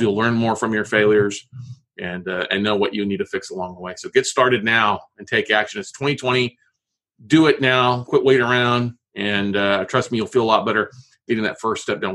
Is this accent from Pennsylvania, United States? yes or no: no; Corpus Christi, Texas, United States; now in Austin, United States; I grew up in Corpus Christi yep. on the ocean, Gulf of Mexico